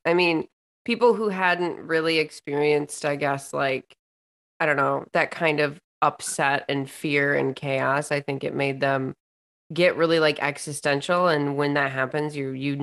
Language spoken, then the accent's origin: English; Lansing, Michigan, United States; I was born and raised in Lansing, so I am a city girl